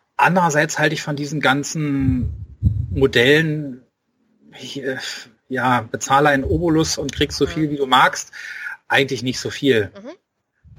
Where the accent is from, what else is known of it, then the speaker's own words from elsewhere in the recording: Berlin, Germany; accent: Berlin dialect; ich habe selber einen Dialekt und manchmal verfalle ich halt da rein, äh, darin, dass ich irgendwie ja ein bisschen rumberliner